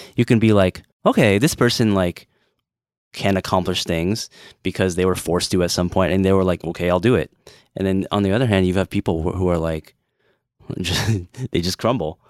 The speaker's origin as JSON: {"language": "English", "country": "United States", "said": "I'm too American"}